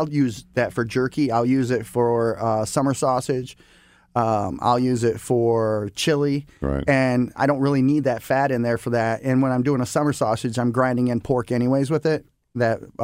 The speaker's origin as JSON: {"language": "English", "region": "Michigan", "country": "United States", "tie": "born or raised there", "moved": "yes", "lives_now": "Missouri, United States", "said": "I grew up in Michigan originally"}